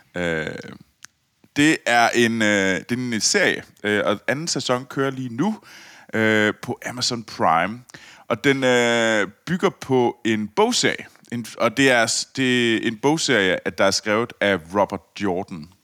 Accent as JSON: {"language": "Danish", "town": "Copenhagen", "region": "Capital Region of Denmark", "country": "Denmark", "said": "jeg var københavner"}